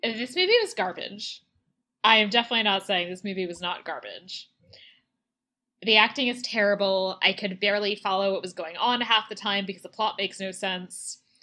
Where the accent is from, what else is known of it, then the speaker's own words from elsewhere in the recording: Maryland, United States; the state that I grew up